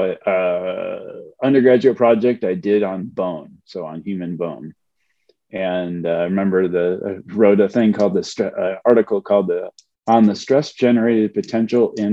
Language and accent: English; Buffalo, New York, United States; moved away as an adult; also born or lived in Ohio / Cleveland; I'm originally from Buffalo, New York